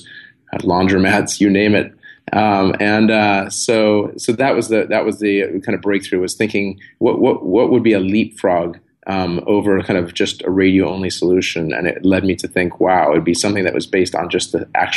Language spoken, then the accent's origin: English; San Diego, California, United States; I grew up in San Diego, so surfing was a big part of my life